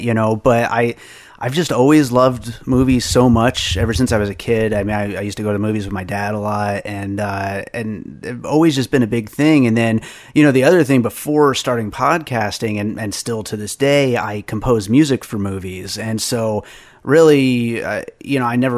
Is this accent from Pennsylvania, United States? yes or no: yes; the Poconos, Pennsylvania, United States; also born or lived in New York; now in Las Vegas, United States; I grew up in Pennsylvania in the Poconos, and I was born in New York